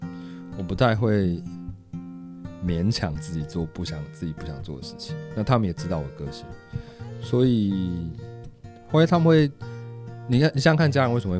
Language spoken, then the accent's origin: Chinese; Taipei, Taiwan; 我是台北人，